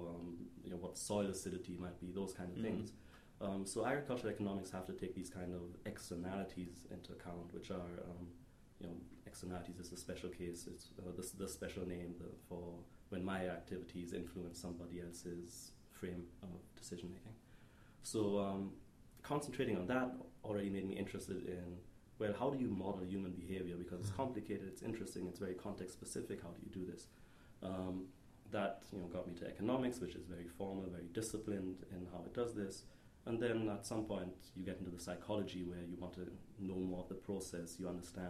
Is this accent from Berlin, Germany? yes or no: no; Detmold, North Rhine-Westphalia, Germany; moved away as an adult; now in Stanford, United States; I grew up in Germany